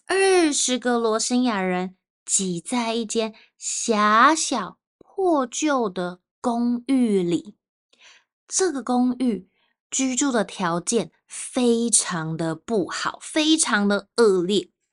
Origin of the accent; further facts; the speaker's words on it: Taipei, Taiwan; 如果我是去到台湾的南部，我就会说啊，我是从台北来的